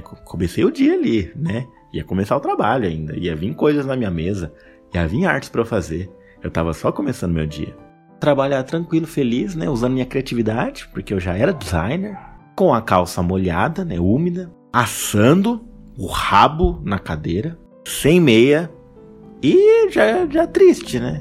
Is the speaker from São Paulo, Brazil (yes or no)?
yes; Mogi das Cruzes, São Paulo, Brazil; Eu sou daqui de Mogi